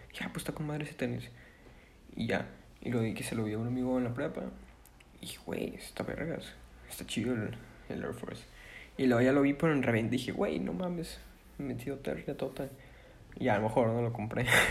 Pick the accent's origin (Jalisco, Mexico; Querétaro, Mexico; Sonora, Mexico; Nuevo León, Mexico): Nuevo León, Mexico; Monterrey; Yo soy de Monterrey, tengo 16 años